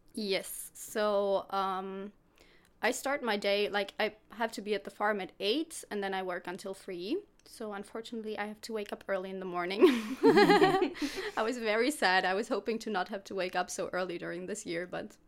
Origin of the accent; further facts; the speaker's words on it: Germany; English is a second language; moved away as an adult; also born or lived in Stuttgart area, Germany; now in Växjö, Sweden; I'm 20 years old and I'm from Germany. I'm living close to Stuttgart.